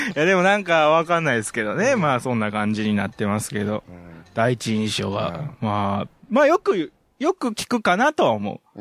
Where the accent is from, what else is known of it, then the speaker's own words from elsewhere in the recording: Nara, Japan; also born or lived in Osaka / Kyoto; 奈良の生まれで、うん、奈良で育ち高校大阪に3年間行き